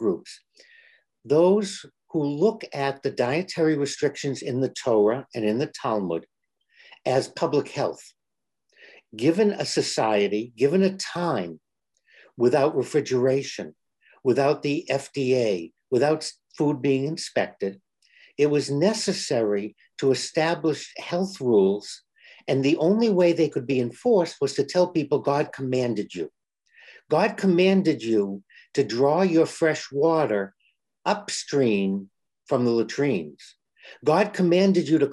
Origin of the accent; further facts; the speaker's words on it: Boston, Massachusetts, United States; I'm from Boston